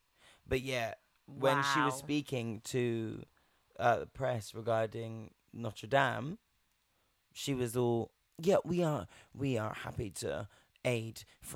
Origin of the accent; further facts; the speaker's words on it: United Kingdom; we're British, like I'm British